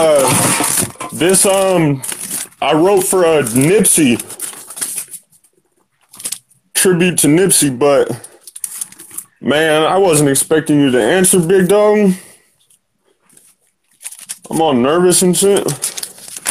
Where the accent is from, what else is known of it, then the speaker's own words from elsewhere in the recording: San Diego, California, United States; I'm from San Diego